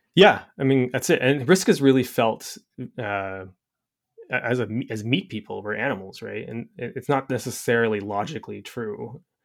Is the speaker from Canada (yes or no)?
yes; Canada; I'm Canadian